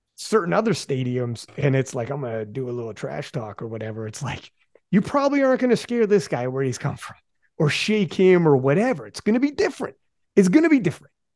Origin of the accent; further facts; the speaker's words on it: Canada; I'm from Canada